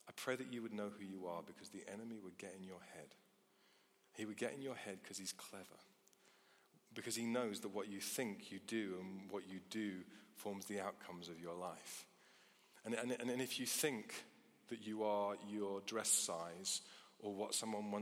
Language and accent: English; United Kingdom; as British people